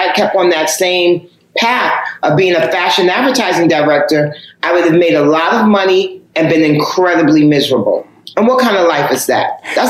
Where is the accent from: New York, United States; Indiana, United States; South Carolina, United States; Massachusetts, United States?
New York, United States; Because I'm the first generation of hip hop. And I'm born and raised in New York. So hip hop is my thing.